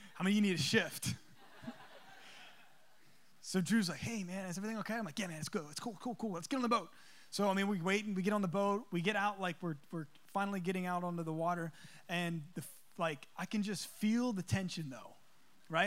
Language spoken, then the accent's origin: English; East Coast, United States; moved away; I'm from the East Coast. We call them subs.